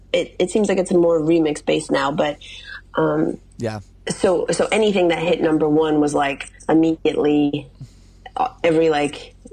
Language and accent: English; Midwest, United States; And like, I'm, you know, as I mentioned to you, I'm from the Midwest.